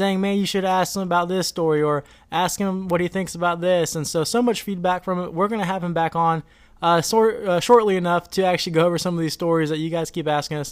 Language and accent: English; Florida, United States; I'm from Florida